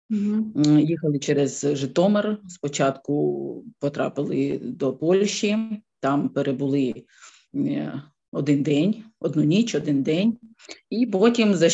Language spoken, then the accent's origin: German; Kyiv, Ukraine; German is a second language; moved away as an adult; now in Oberbrechtal, Germany; ich komme aus der Ukraine, aus Kiew. Jetzt ich und meine Kinder wohnen in Oberbrechtal seit fast e, elf Monaten.